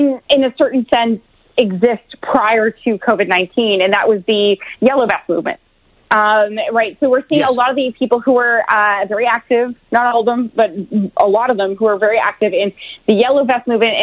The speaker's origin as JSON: {"language": "English", "town": "Oshawa", "region": "Ontario", "country": "Canada", "said": "I come from Oshawa. I come from that kind of blue collar town."}